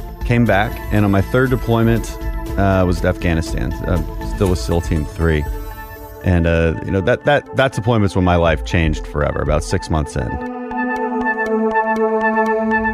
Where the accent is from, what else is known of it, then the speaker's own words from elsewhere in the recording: Houston, Texas, United States; from Texas, six generations or so. And my family comes from the energy industry, so we're from Houston